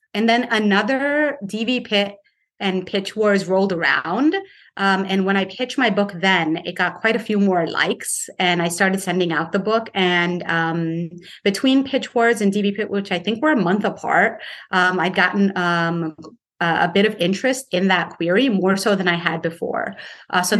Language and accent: English; Paterson, New Jersey, United States; my hometown of Paterson, New Jersey